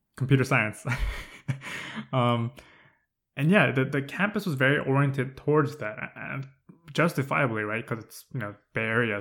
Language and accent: English; Southern California, United States; moved away as an adult; I'm from SoCal.